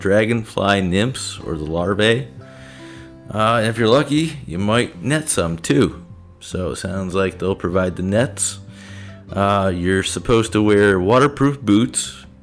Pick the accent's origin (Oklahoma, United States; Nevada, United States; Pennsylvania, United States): Pennsylvania, United States; Dimock; as a kid, growing up in Dimmick